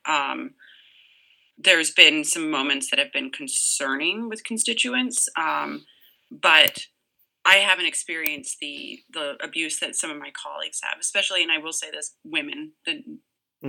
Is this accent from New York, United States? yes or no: no; Massachusetts, United States; now in Orange, Connecticut, United States; I'm actually originally from Massachusetts